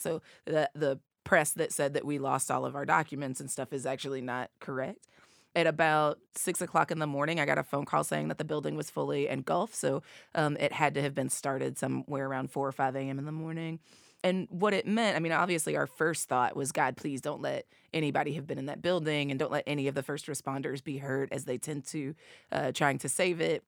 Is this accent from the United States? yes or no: yes; East Tennessee, United States; accent: Appalachian; I'm from East Tennessee, two hours away